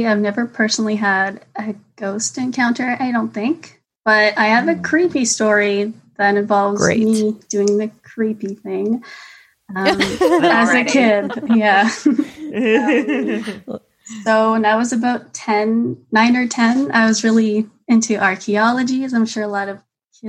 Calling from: Montreal, Quebec, Canada; I'm from Montreal, Canada.

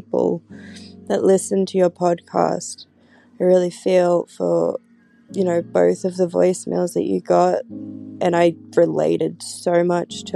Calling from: Australia; I'm calling from Australia

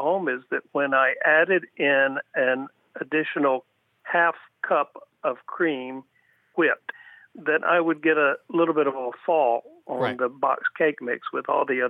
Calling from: Pinellas Park, Florida, United States; I'm calling from Pinellas Park, Florida, in the Tampa Bay region.

